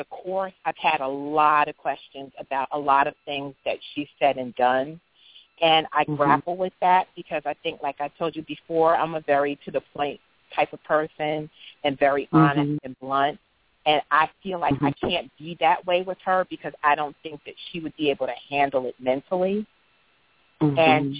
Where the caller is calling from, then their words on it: Philadelphia, Pennsylvania, United States; I'm coming from the East Coast, from the Philadelphia area.